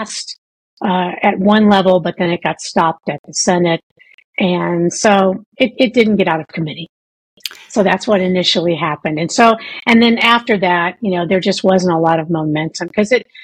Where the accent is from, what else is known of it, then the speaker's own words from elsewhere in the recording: right outside of St. Louis, Missouri, United States; also born or lived in Nashville, Tennessee / Florida; now in Denver, United States; I was born right outside of St. Louis, Missouri